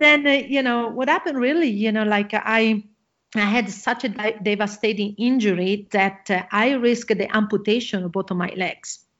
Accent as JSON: {"language": "English", "country": "Italy", "second_language": "English", "moved": "yes", "said": "I am originally from Italy. You probably gonna hear my accent"}